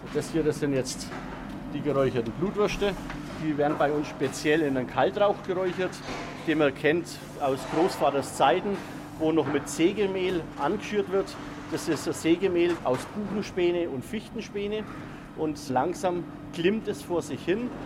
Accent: Franconia, Bavaria, Germany; bei uns in Franken

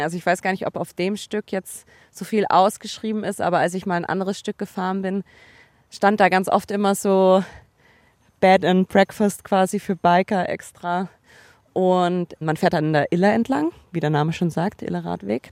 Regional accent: Allgäu, Bavaria, Germany; Ich komme ja auch aus dem Allgäu

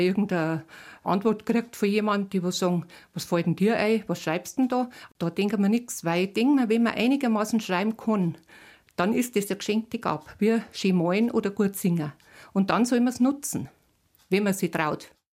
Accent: Bavaria, Germany; bei uns in Bayern

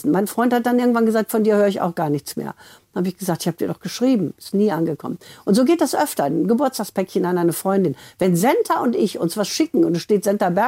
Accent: Essen, North Rhine-Westphalia, Germany; Und ich komme ja aus Essen, also ich kann den auch.

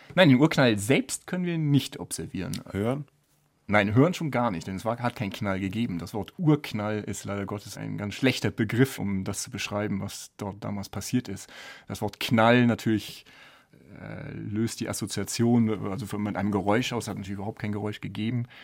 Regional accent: Düsseldorf, North Rhine-Westphalia, Germany; moved away as an adult; also born or lived in Bonn / Sydney, Australia / St Andrews, Scotland / Edinburgh, Scotland; now in Garching, Germany; Ich komme ursprünglich aus Düsseldorf

